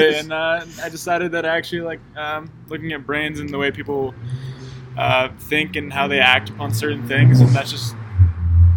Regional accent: Monterey, California, United States; moved away as an adult; now in Columbia, United States; I'm from Monterey, California

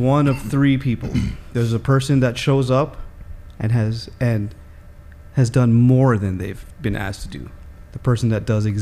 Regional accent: Toronto, Ontario, Canada; I grew up in Toronto

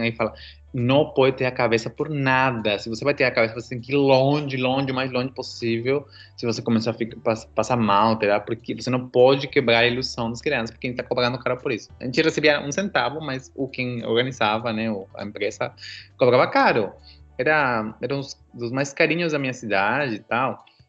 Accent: Peru; moved away; eu sou peruano

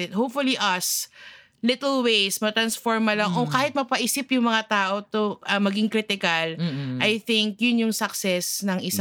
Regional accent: Philippines; bilang Filipino

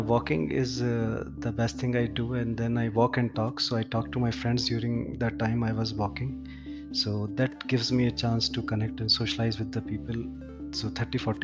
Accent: Jaipur, Rajasthan, India; now in Gurgaon, India; I'm in my hometown, Jaipur.

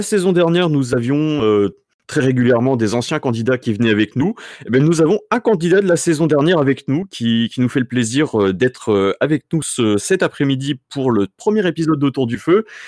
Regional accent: Sarthe, Pays de la Loire, France; je viens de l'ouest, donc je suis sartois

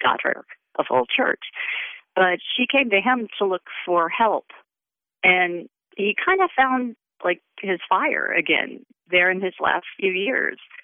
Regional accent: the South, United States; moved away as an adult; now in Western New York, United States; I grew up in the South. I spent, I guess I spent half my life in the South

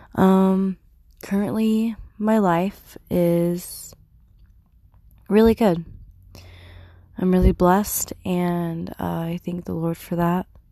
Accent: Turlock, California, United States; I was born at Emmanuel Hospital in Turlock, California

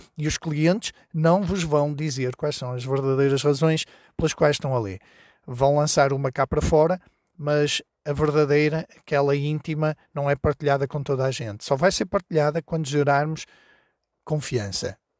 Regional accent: Porto, Norte, Portugal; now in Trás-os-Montes, Portugal; eu vivo em, em Trás-os-Montes, mas sou do Porto

